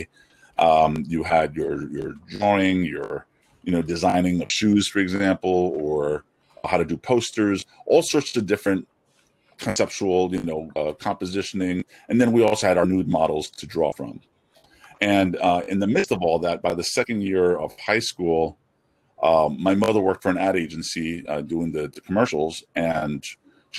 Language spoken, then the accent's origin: English; New York City, New York, United States; also born or lived in Flushing, Queens; I'm born in Elmhurst, Queens, New York. And now I live in Flushing, Queens